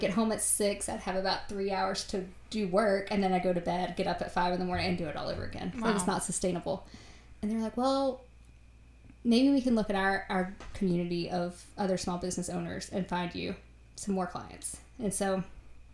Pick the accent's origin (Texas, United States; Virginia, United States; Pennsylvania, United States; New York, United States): Virginia, United States; now in North Carolina, United States; I grew up in Virginia